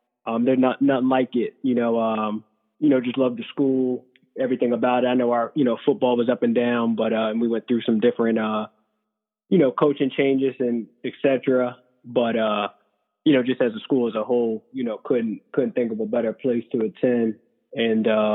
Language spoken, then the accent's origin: English; Howard County, Maryland, United States; moved away as an adult; also born or lived in Nashville; I grew up in Howard County, Maryland